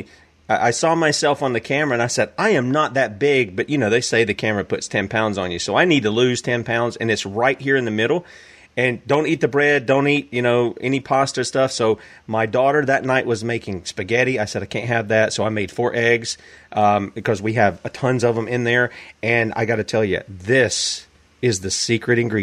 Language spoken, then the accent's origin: English; the South, United States; I'm from the South.